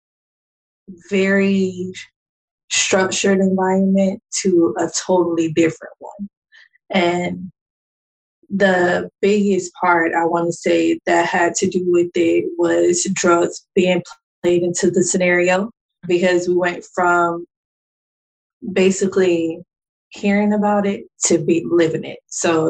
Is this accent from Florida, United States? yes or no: yes; Jacksonville, Florida, United States; moved away; I'm from Jacksonville, Florida, originally